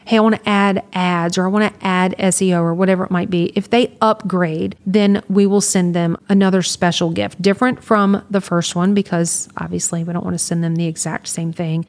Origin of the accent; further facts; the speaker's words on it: Louisiana, United States; i was from louisiana